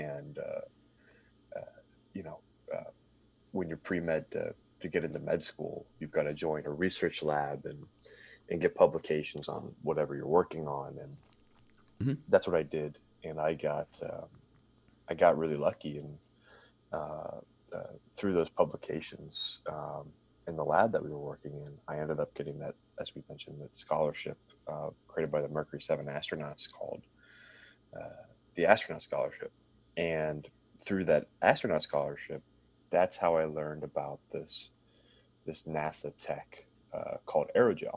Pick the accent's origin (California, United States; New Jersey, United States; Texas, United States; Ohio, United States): Ohio, United States; Cincinnati; I grew up in Cincinnati, Ohio. So I'm a Midwest guy